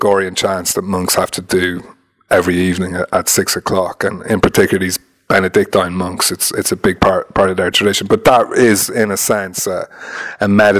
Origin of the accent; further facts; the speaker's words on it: Ireland; being Irish